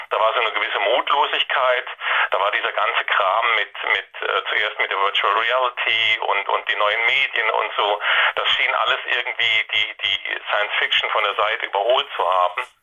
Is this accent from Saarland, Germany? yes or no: yes; Saarland, Germany; now in Baden-Württemberg, Germany; ich stamme aus dem Saarland, wohne aber schon seit ewigen Zeiten in Baden-Württemberg.